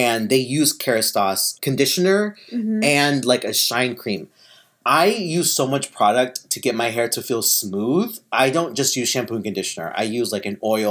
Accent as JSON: {"language": "English", "region": "Kansas", "country": "United States", "moved": "yes", "lives_now": "Southern California, United States", "said": "we're from Kansas"}